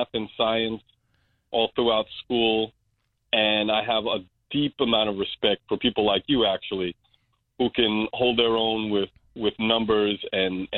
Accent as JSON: {"language": "English", "town": "New York City", "region": "New York", "country": "United States", "tie": "born or raised there", "also_born_or_lived": "Queens / Ibadan, Nigeria", "said": "I was born in Crown Heights, which is the adjacent neighborhood to Bedford-Stuyvesant, both historically black areas, and lived in Queens for a little while, but have been in Brooklyn consistently for the last 33 years."}